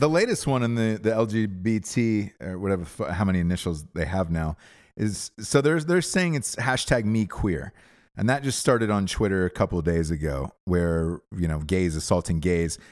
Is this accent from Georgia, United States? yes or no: yes; Georgia, United States; moved away; also born or lived in Los Angeles; I'm from Georgia originally